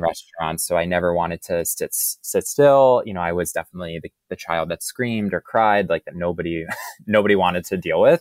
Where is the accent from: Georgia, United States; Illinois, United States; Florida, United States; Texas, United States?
Florida, United States; Boca Raton; now in New York, United States; I grew up in Boca Raton, Florida.